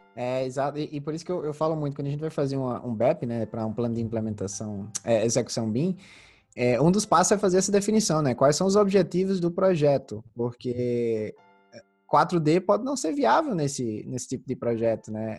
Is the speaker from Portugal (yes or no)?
no; Santa Luzia, Paraíba, Brazil; moved away; também vim de cidade pequena, né? Como eu, como eu te falei, eu vim de Santa Luzia, que é uma cidade de 14 mil habitantes no interior da Paraíba.